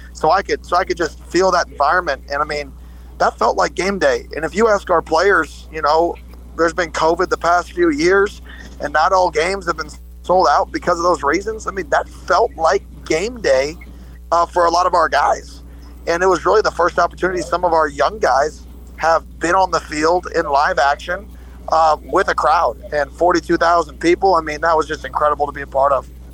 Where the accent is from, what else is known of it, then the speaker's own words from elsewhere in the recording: Phoenix, Arizona, United States; moved away as an adult; also born or lived in the South; now in Oregon, United States; I grew up in Phoenix, Arizona.